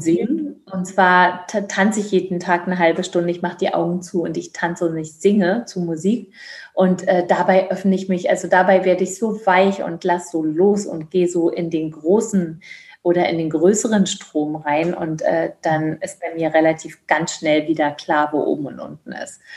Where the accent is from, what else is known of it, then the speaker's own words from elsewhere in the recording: Georgia; also born or lived in Berlin, Germany / East Germany; now in Germany; auf einer Dienstreise in Berlin geboren worden, bin dann groß geworden in Grusinien. Also die Deutschen nennen es Georgien